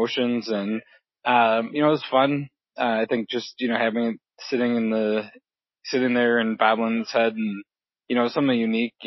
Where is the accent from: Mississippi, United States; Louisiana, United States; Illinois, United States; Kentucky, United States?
Illinois, United States; Rockford; moved away as an adult; now in Milwaukee, United States; I'm originally from Rockford, Illinois, which is about an hour and a half southwest of Milwaukee. I spent my whole life till I was about 18 there